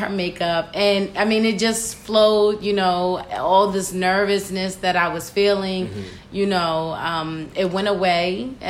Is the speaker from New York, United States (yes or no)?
no; Baltimore, Maryland, United States; I am from Baltimore, Maryland, born and raised in Sedonia